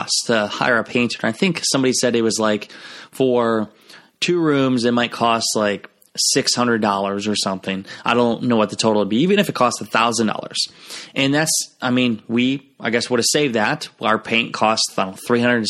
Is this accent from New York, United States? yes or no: no; Garnavillo, Iowa, United States; moved away as an adult; Clayton Ridge High School, which is where my hometown is, Garnerville, Iowa